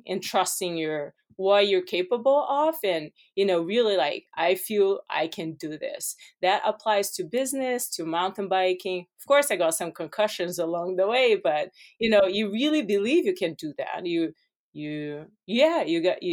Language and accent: English; Brazil; English is a second language; moved away as an adult; now in United States; I grew up in Brazil